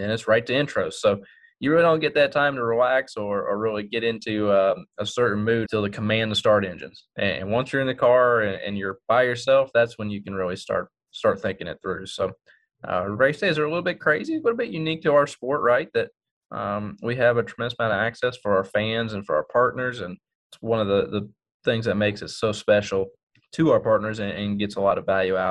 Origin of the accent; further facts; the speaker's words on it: Texas, United States; my home state in Texas